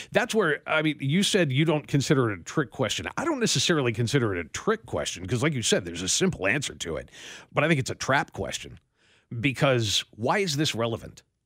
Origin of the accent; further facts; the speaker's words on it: Western New York, United States; I was born in Western New York